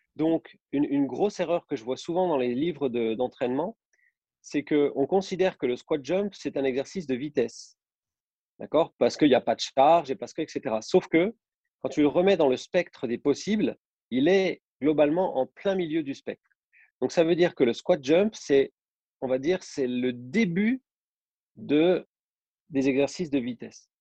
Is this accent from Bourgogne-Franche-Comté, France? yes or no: yes; Besançon, Bourgogne-Franche-Comté, France; moved away as an adult; also born or lived in Nice; now in Saint-Étienne, France; je suis originaire de Besançon, en Franche-Comté.